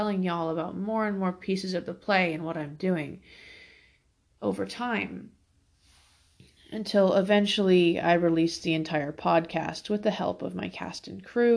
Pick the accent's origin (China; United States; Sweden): United States; Fort Worth, Texas; now in Alaska, United States; I am originally from Fort Worth, Texas, but I live in Alaska now.